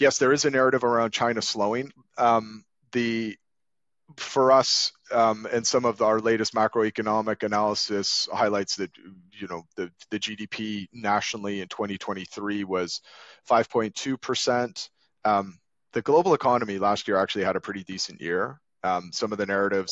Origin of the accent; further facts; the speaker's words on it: Canada; now in London, United Kingdom; I grew up in Canada